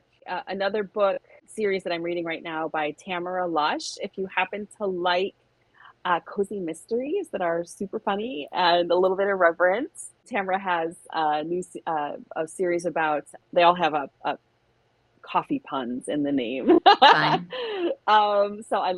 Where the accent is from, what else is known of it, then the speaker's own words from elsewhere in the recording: Michigan, United States; We're both from Michigan